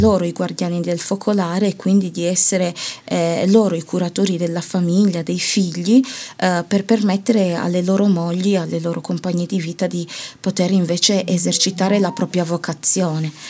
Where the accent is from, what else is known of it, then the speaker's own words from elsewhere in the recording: Italy; io sono una finta ganese nel senso che di mm. origine, mm. ma poi eh, sono cresciuta e ho vissuto tutta la mia vita in Italia